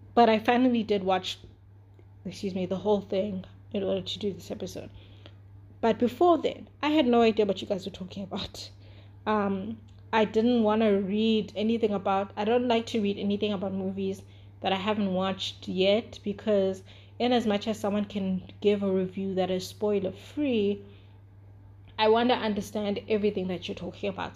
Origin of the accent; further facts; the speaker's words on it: South Africa; I'm also from South Africa. Like, I was literally born five years after our apartheid ended officially